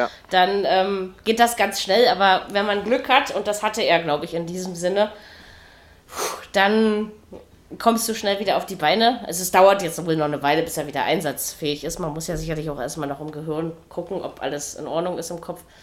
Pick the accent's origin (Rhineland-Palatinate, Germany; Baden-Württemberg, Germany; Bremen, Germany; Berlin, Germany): Berlin, Germany; Berliner bin ich und ich bin auch Ossi